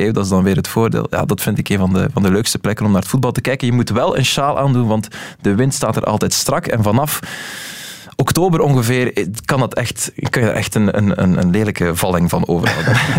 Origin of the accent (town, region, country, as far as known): Belgium